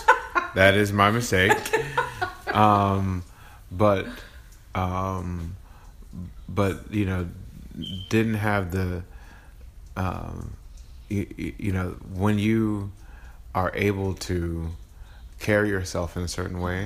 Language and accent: English; Dallas, Texas, United States; also born or lived in Missouri / Chicago; I'm from Dallas, Texas, born and raised, was raised in Buckner Terrace